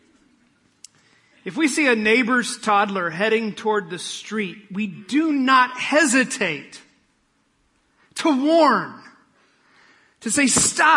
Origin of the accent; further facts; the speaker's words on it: Midwest, United States; I'm from the Midwest